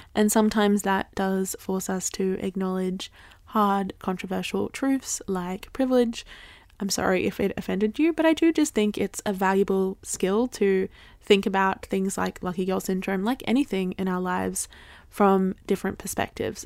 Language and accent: English; Australia; I grew up in Australia